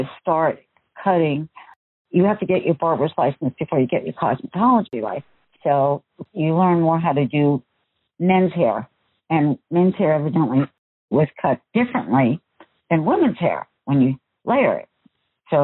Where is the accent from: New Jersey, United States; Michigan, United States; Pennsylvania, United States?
New Jersey, United States; now in Washington, United States; We came from New Jersey, so tease hair was the thing. Big hair. They call it big hair. And she carried that through when we moved to Washington